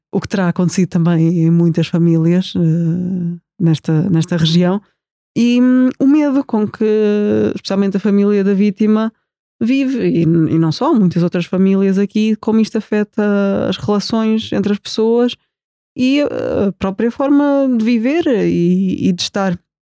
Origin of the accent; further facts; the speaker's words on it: Portugal; nós, como portugueses aqui neste retângulo